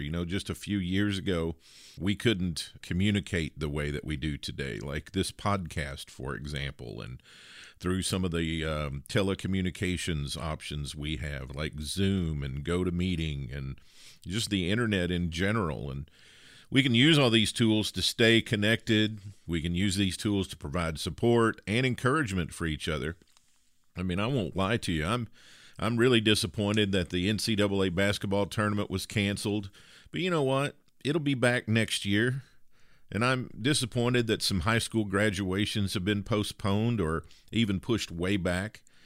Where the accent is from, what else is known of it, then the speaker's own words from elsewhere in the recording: the South, United States; accent: Southern; you can probably tell I'm from the South by uh, ever so slight accent